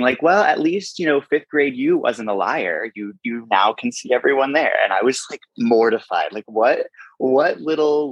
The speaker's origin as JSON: {"language": "English", "town": "Moreno Valley", "region": "California", "country": "United States", "tie": "born or raised there", "moved": "as an adult", "lives_now": "New York City, United States", "said": "I am originally from Moreno Valley, California, which is in Southern California, a small little town"}